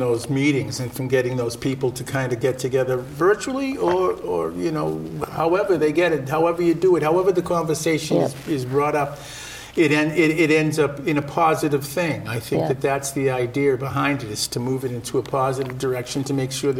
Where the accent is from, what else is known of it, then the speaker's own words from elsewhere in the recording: Rosendale, United States; also born or lived in Dominican Republic; So there was, I grew up in Rosendale.